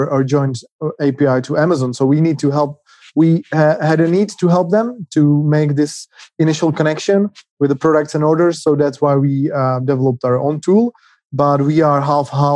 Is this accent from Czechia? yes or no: yes; Czechia; We are from the Czech Republic, currently in two cities in Prague and Třinec